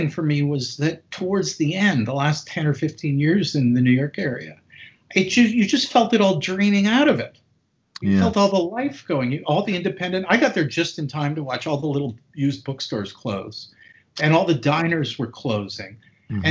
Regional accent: Canada; where I grew up in Canada

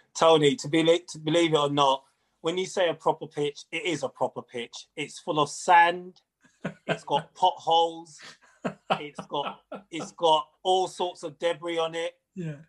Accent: London, United Kingdom; also born or lived in Nigeria; I was born in Greenwich, Southeast London

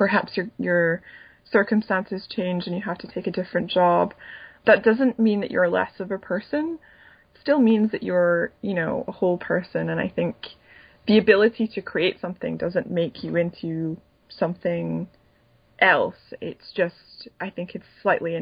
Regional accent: Edinburgh, Scotland, United Kingdom; moved away; I wanted to go to Edinburgh, my hometown

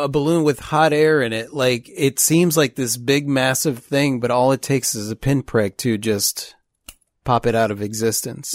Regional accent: Chicago, Illinois, United States; now in Pensacola, United States; we're from Chicago

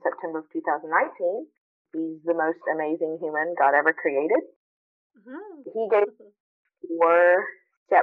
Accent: Memphis, Tennessee, United States; also born or lived in Philippines; We grew up in Memphis, Tennessee

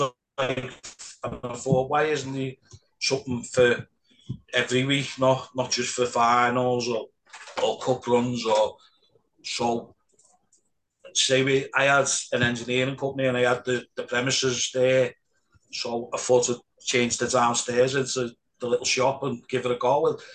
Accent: Liverpool, North West England, United Kingdom; I, am born and bred in Anfield

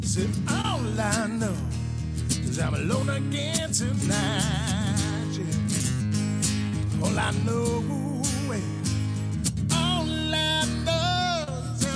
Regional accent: Santa Fe, New Mexico, United States; now in Minneapolis, United States; I'm from Santa Fe, New Mexico

